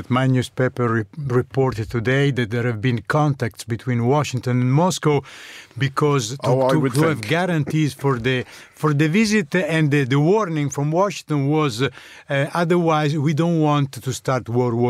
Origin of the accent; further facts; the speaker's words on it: Bologna, Emilia-Romagna, Italy; moved away; I spent the weekend in Bologna, which is my hometown